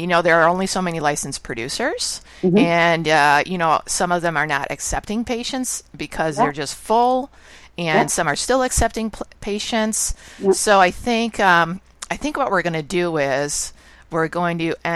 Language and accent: English; United States; I'm American